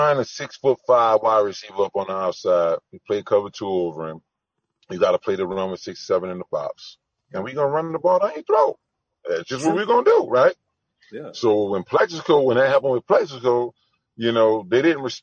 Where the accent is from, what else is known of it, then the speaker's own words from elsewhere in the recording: Louisiana, United States; I'm from Louisiana